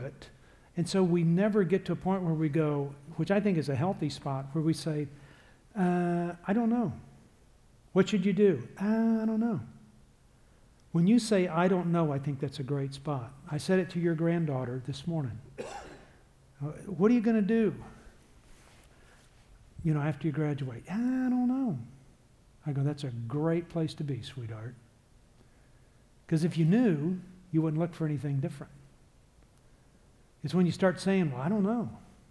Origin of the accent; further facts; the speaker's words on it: Texas, United States; I am from Texas, and I am in Chicago recording for you.